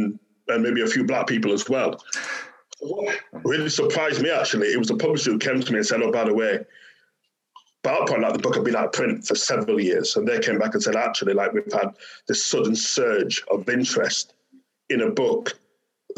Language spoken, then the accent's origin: English; Bradford, Yorkshire and the Humber, United Kingdom; growing up in Bradford, which was a post-industrial city in the north